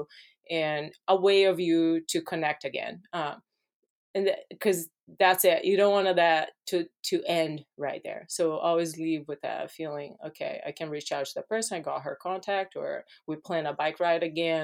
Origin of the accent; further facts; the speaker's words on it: Brazil; English is a second language; moved away as an adult; now in United States; I grew up in Brazil